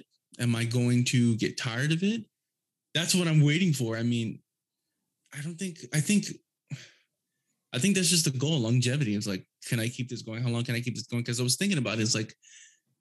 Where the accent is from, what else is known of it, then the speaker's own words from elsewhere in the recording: Houston, Texas, United States; it's my hometown